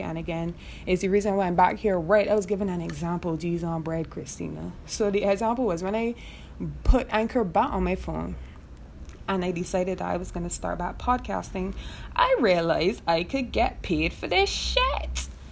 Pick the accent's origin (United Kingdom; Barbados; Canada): Barbados; moved away as an adult; also born or lived in Trinidad; now in Trinidad and Tobago; I'm originally from Barbados